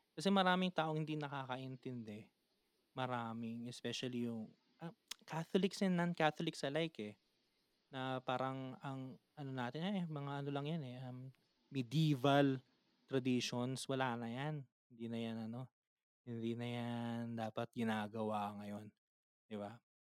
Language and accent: Tagalog; Manila, Metro Manila, Philippines; taga Manila kami